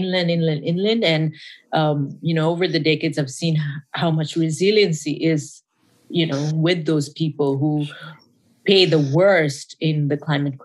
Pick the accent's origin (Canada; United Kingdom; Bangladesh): Bangladesh; first language Bengali; English is a second language; moved away as an adult; also born or lived in Khulna, Bangladesh / Dhaka, Bangladesh / Dharamsala, India; now in Los Angeles, United States; I was born and raised in Bangladesh.